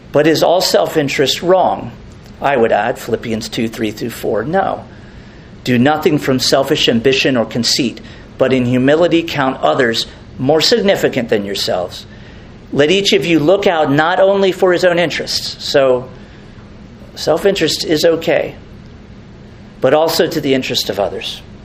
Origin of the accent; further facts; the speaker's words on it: Merritt Island, Florida, United States; when I grew up on Saturn Street, Merritt Island